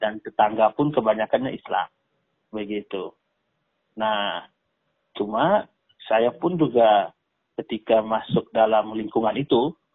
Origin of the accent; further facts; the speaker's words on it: Flores, East Nusa Tenggara, Indonesia; now in Jakarta, Indonesia; asli saya dari Nusa Tenggara Timur, mm-hmm. uh, tepatnya di Pulau Flores.